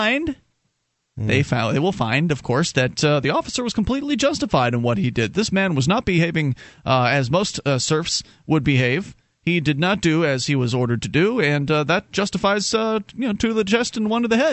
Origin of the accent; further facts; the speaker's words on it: West Coast of Florida, United States; I'm from Florida, but it doesn't mean I was from real Florida